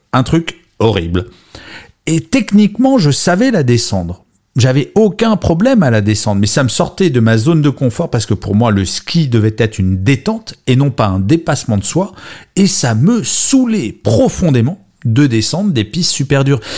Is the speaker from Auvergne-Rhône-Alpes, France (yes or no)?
yes; Grenoble, Auvergne-Rhône-Alpes, France; now in Paris, France; je suis né à Grenoble, même si maintenant, je vis à Paris.